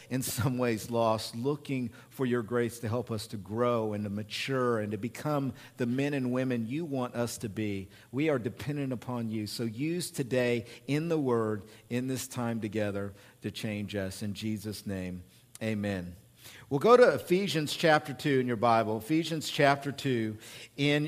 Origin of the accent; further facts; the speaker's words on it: Oklahoma, United States; accent: hick; moved away; I'm from Oklahoma and I'm a hick